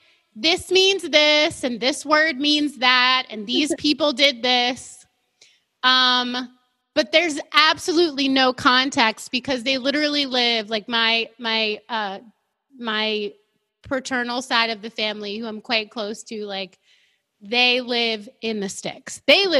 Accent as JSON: {"language": "English", "region": "Maryland", "country": "United States", "tie": "born or raised there", "moved": "yes", "said": "I am not from Iowa. I'm from Maryland, guys. So it's and we're only 20 minutes from Baltimore and only 4 hours from New York City. It's not like I grew up in the sticks."}